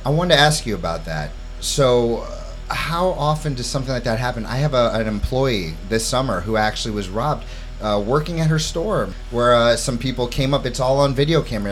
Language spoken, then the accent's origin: English; St. Louis, Missouri, United States; also born or lived in New York City; now in Hammonton, United States; grew up in St. Louis, Missouri